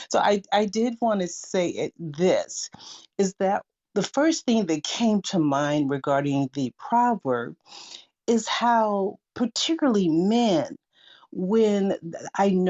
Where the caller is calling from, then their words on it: Seattle, Washington, United States; I'm joining you from Seattle, Washington, and blessings to everyone in this room.